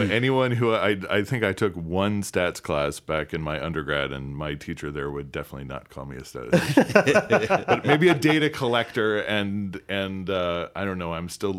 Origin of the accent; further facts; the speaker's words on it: Midwest, United States; I grew up in the Midwest, about an hour and a half outside of Chicago